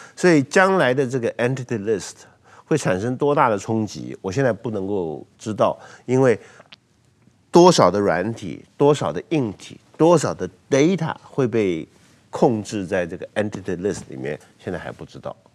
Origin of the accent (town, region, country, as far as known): Taiwan